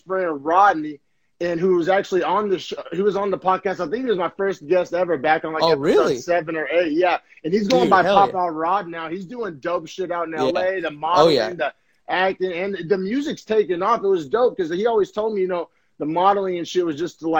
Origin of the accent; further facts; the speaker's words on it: Norman, Oklahoma, United States; That's my hometown, people. So, yeah. So, shout out Norman, Oklahoma